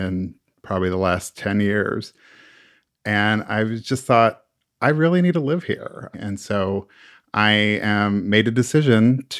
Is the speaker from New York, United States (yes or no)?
no; Oklahoma, United States; now in Phoenix, United States; I'm originally from Oklahoma. I've lived in Phoenix for a couple decades now.